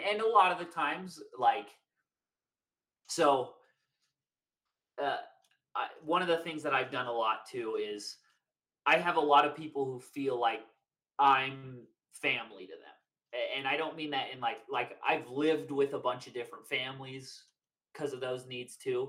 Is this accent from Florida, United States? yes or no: no; Draper, Utah, United States; we grew up in Draper